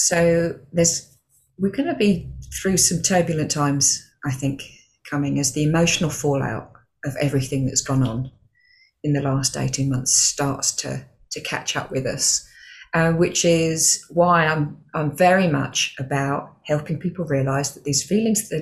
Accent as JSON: {"language": "English", "town": "Stevenage", "region": "East of England", "country": "United Kingdom", "also_born_or_lived": "Milton Keynes", "moved": "as an adult", "said": "I was still working for the bank at that point, came through. So I left Stevenage branch"}